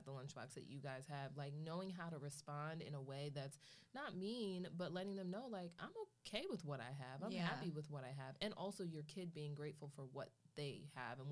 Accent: Philadelphia, Pennsylvania, United States; growing up in Philly

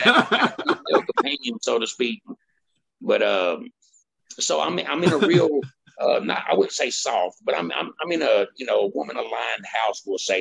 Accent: Woodbine, United States; my hometown Woodbine

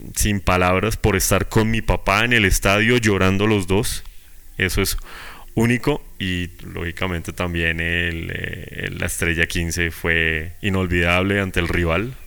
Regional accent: Bogotá, Colombia

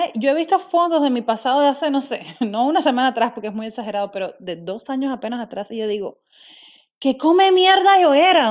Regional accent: Cuba; moved away as an adult; yo soy cubana, nací y criada en Cuba.

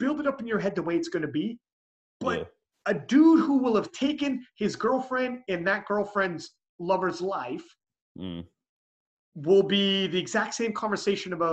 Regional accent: Canada; I'm Canadian

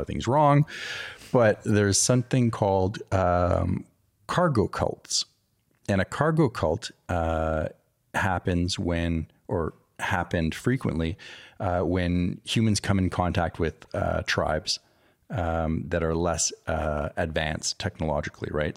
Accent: Montreal, Quebec, Canada; also born or lived in California; now in Texas, United States; growing up in Canada

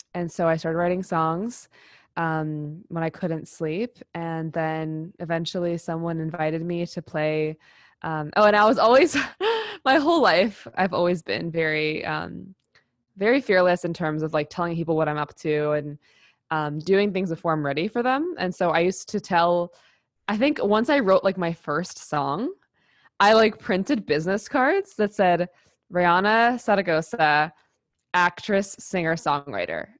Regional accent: New York City, New York, United States; I grew up in New York City and I grew up in theater

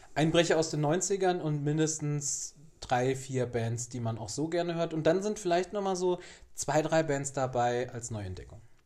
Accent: Giessen, Hesse, Germany; moved away; in Gießen, in meiner alten Heimat

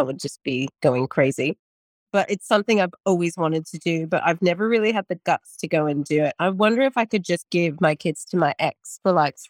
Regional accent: United States; now in Australia; Being an American

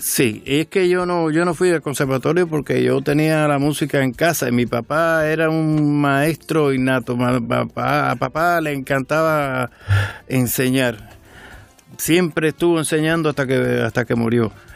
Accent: Marianao, Havana, Cuba; moved away as an adult; also born or lived in Miami, United States; Yo nací en Marianao

